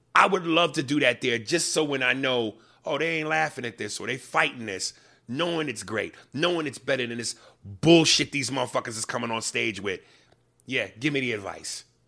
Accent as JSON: {"language": "English", "region": "New York", "country": "United States", "accent": "New York"}